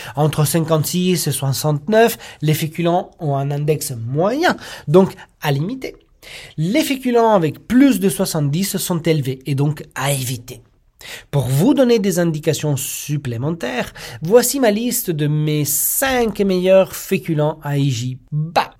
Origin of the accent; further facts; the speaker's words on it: Italy; moved away; en tant qu'Italien